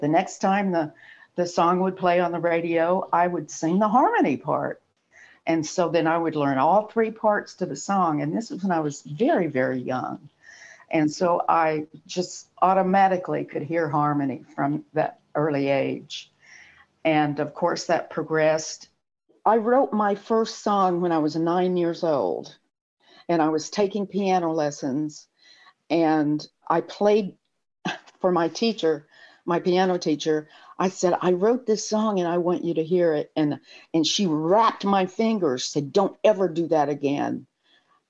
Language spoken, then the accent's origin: English; Muscle Shoals, Alabama, United States; moved away as an adult; also born or lived in San Francisco; I was born here in the Muscle Shoals area